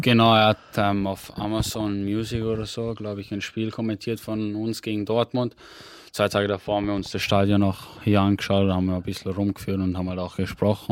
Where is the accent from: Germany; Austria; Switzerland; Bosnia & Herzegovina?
Austria; bei uns in Österreich